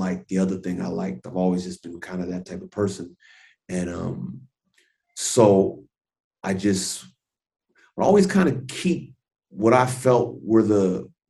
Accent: Los Angeles, California, United States; I'm born and raised in Los Angeles

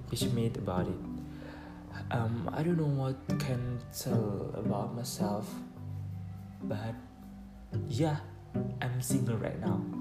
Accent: Morowali, Central Sulawesi, Indonesia; English is a second language; moved away as an adult; now in Yogyakarta, Indonesia; I come from Central Sulawesi, Morowali district. When I kindergarten, elementary school, junior high school, I school in the same place is Morowali. But when I senior high school, I school in North Morowali.

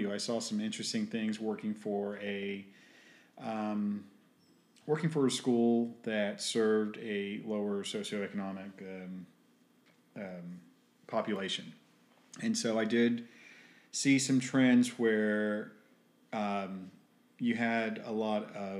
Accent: United States; I'm American with a Hispanic background

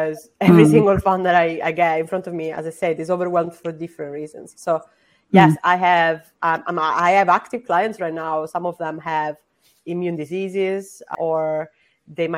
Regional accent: Sicily, Italy; I'm also non-binary and I'm from Sicily.

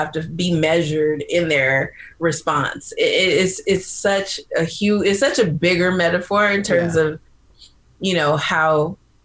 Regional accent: California, United States; I'm from California

